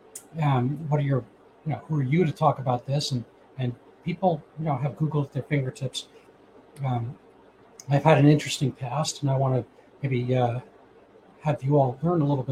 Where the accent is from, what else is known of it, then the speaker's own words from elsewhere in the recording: New York City, New York, United States; moved away as an adult; also born or lived in Massachusetts; I grew up in New York City, went to Horace Mann School, private school in New York City